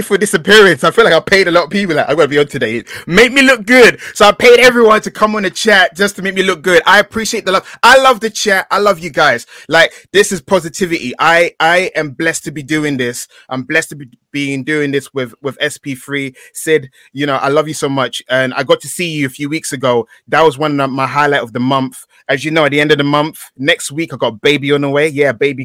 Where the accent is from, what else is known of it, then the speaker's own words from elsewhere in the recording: London, United Kingdom; I grew up in East London